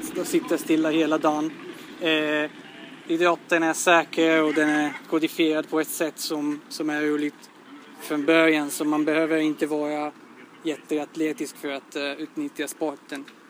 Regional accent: Italy; Swedish is a second language; moved away as an adult; now in Sweden; jag kommer från Italien

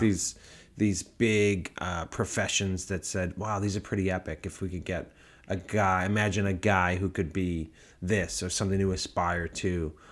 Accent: Massachusetts, United States; moved away; also born or lived in New York; growing up in Massachusetts and being in New York

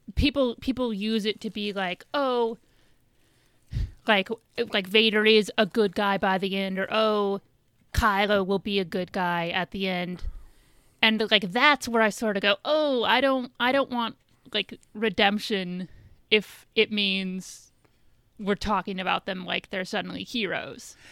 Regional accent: about three hours from Chicago, Midwest, United States; moved away; I grew up, um, like, my hometown's about three hours

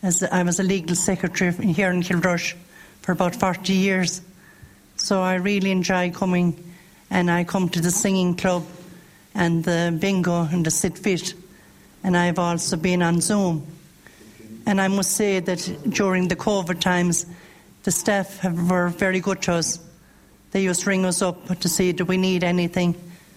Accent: Kilmurry McMahon, County Clare, Ireland; I'm from Kilmurry McMahon.

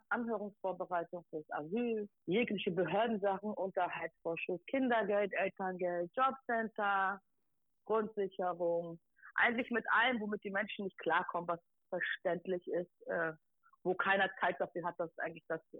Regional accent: Hamburg, Germany; Genau, ich komme aus Eimsbüttel, habe da auch äh, viel Support erhalten aus dem Bezirksamt raus

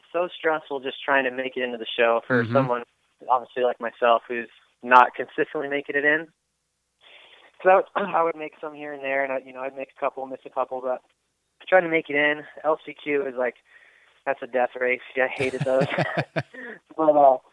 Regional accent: Redding, California, United States; Same around the same in Reading, West Coast area

